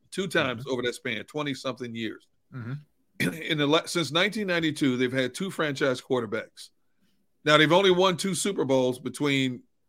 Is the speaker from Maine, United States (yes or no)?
no; Wisconsin, United States; now in Philadelphia, United States; me growing up in Wisconsin